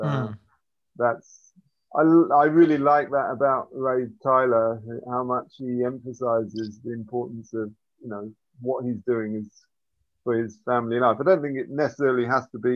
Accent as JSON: {"language": "English", "region": "England", "country": "United Kingdom", "tie": "born or raised there", "moved": "yes", "lives_now": "Zsámbok, Hungary", "said": "I was brought up in England"}